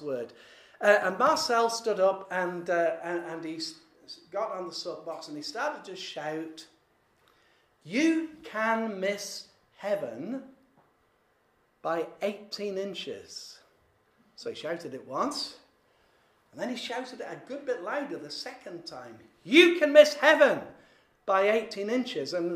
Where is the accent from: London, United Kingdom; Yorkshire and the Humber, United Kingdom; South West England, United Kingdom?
Yorkshire and the Humber, United Kingdom; I'm a Yorkshireman